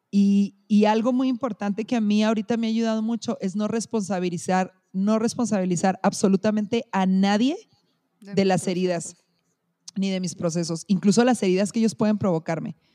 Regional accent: Chihuahua, Mexico; soy mexicana y soy de Chihuahua

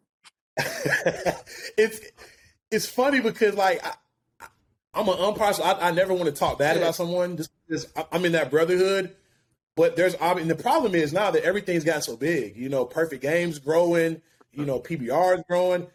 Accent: Alabaster, Alabama, United States; moved away as an adult; also born or lived in Birmingham, Alabama; now in Atlanta, United States; originally from Birmingham, actually, um, my hometown, Alabaster, Alabama.

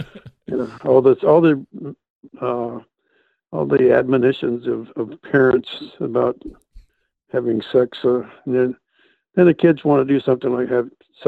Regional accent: Chicago, Illinois, United States; moved away as an adult; now in Nitro, United States; I grew up in Chicago, and Chicago gives you quite a background for characters. And I moved from place

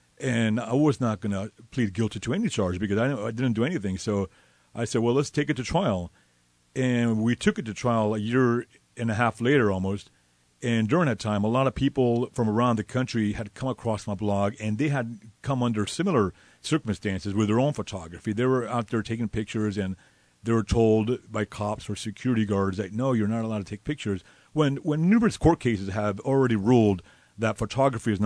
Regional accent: Miami, Florida, United States; moved away as an adult; I'm born and raised in Miami.

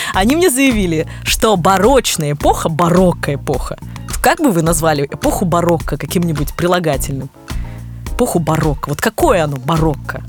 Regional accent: Kirov, Kirov Oblast, Russia; now in Moscow, Russia; из моего родного города Кирова

